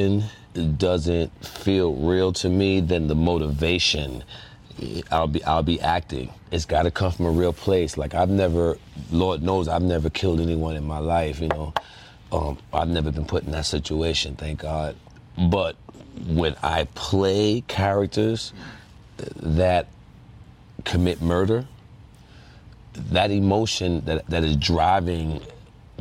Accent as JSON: {"language": "English", "town": "New York City", "region": "New York", "country": "United States", "tie": "born or raised there", "said": "my community that I was born and raised and lived like in for like 30 some odd years of my life in that one community"}